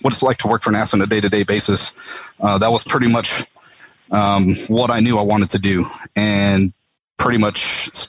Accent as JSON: {"language": "English", "town": "Las Cruces", "region": "New Mexico", "country": "United States", "tie": "born or raised there", "moved": "as an adult", "lives_now": "Houston, United States", "said": "I was born and raised in Las Cruces, New Mexico"}